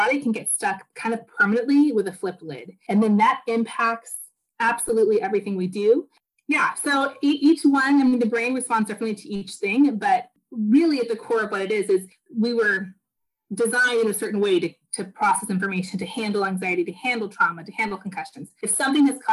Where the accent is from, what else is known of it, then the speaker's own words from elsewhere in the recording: the Northwest, Pacific Northwest, United States; now in Portland, United States; So I am from the Northwest. I live in Portland, Oregon